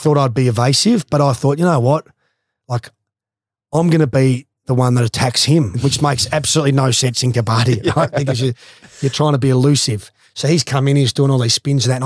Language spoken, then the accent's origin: English; Australia; being the Australian captain